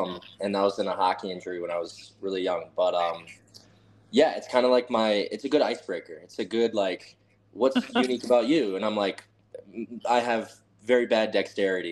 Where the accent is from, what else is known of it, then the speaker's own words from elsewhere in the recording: Waunakee, Wisconsin, United States; also born or lived in Atlanta, Georgia; I was born in 1999. That's where my parents met. And I moved when I was about a year and a half up to Wanakee, Wisconsin